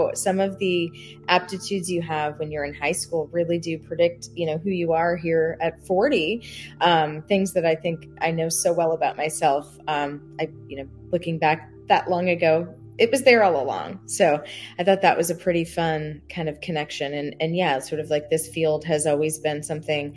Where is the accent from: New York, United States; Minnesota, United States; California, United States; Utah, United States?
New York, United States; Long Island; moved away as an adult; now in Charleston, United States; I'm from Long Island